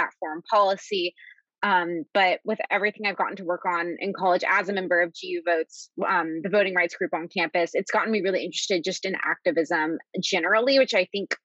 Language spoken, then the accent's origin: English; Nashville, Tennessee, United States; moved away as an adult; now in Washington, D.C., United States; I am from Nashville, Tennessee, lived there all growing up